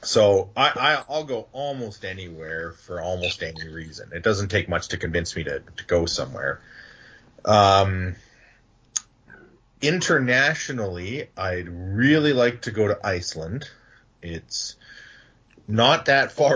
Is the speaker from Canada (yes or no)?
yes; Canada; As a Canadian